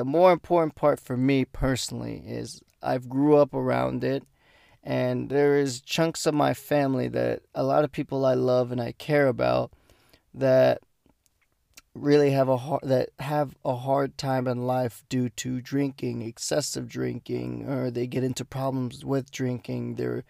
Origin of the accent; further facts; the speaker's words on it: United States; I'm Mexican American, so.